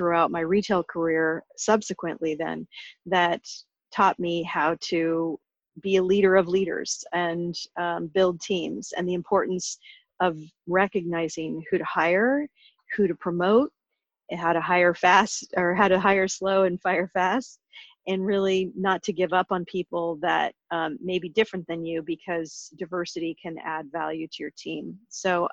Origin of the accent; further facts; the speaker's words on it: suburb of Portland, Oregon, United States; moved away; I grew up in the Pacific Northwest in Oregon, and I grew up in a small town as a suburb of Portland